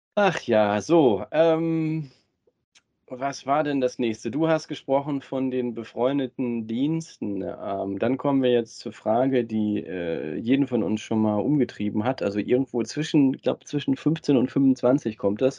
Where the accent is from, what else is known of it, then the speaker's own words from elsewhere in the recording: Ruhr area, North Rhine-Westphalia, Germany; wir ja beide gebürtig aus dem Ruhrgebiet sind